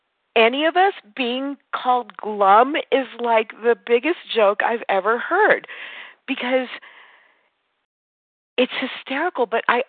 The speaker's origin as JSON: {"language": "English", "region": "California", "country": "United States", "tie": "born or raised there", "lives_now": "Nevada, United States", "said": "And I was raised in Southern California by you guys. I got in, thank God, very young. But moving to Northern Nevada, there's not nearly as prevalent as a program."}